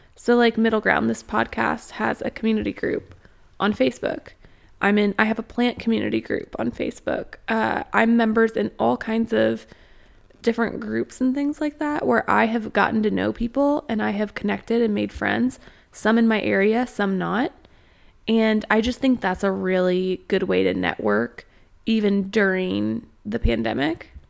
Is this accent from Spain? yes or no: no; Austin, Texas, United States; moved away as an adult; now in Northwest Arkansas, United States; I was born in Austin, Texas, and I've spent a lot of time in Austin.